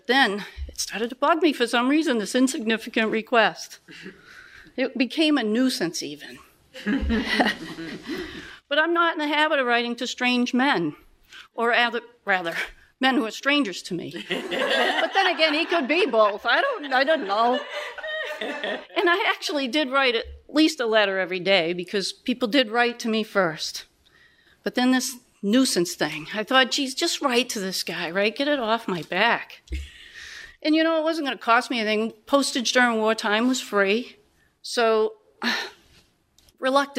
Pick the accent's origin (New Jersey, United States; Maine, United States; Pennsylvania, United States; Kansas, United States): Maine, United States; I'm from Maine